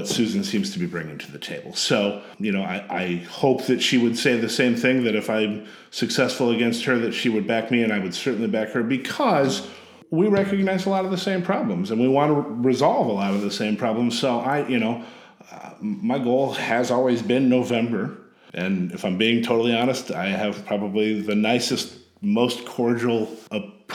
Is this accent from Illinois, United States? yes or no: yes; Sterling, Illinois, United States; moved away as an adult; now in Champaign-Urbana, United States; I grew up in a little town called Sterling, Illinois, in Northwest Illinois